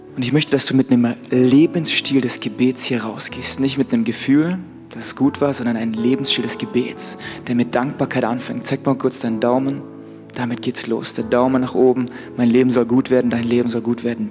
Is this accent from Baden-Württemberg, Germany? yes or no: yes; Black Forest, Baden-Württemberg, Germany; bei uns im Schwarzwald